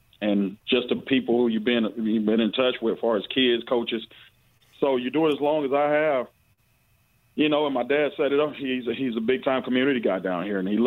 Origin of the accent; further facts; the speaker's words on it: Goulds, Florida, United States; Coming from my mom's side of the family, I'm from Goulds, Florida. So that is the main community of South Ridge